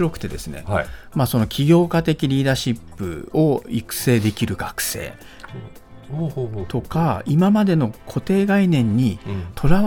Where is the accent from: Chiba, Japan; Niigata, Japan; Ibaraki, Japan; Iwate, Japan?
Ibaraki, Japan; あの地元が私茨城県なんですけ